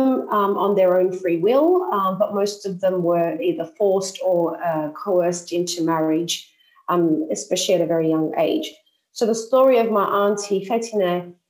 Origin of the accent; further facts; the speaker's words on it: Sydney, New South Wales, Australia; moved away as an adult; now in Cyprus; I'm an Australian Cypriot. I was born in Sydney, and I've been living in Cyprus since 2006.